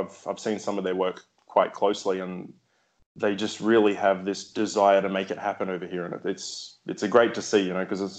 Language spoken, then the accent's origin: English; São Lourenço, Minas Gerais, Brazil; the closest place for me to play rugby league is 4 hours from my hometown here in Brazil.